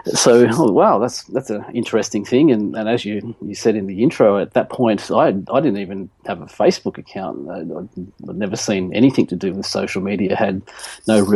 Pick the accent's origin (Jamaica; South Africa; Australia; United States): Australia; Nelson Bay, New South Wales; moved away as an adult; now in Gold Coast, Australia; I grew up in Nelson Bay, and then when I was 21, I moved back up here to the Gold Coast